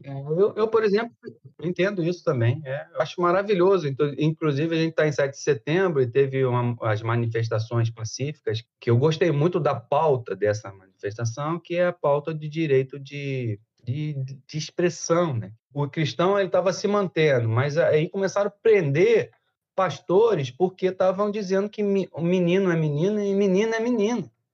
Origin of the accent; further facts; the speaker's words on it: Brazil; also born or lived in Italy; Eu sou ítalo-brasileiro, entendeu? Eu tenho um passaporte brasileiro e um passaporte italiano